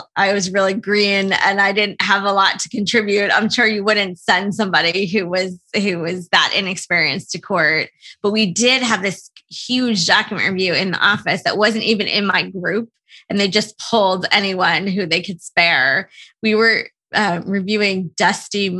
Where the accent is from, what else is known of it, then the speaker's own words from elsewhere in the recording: New Jersey, United States; also born or lived in New York; I grew up in New Jersey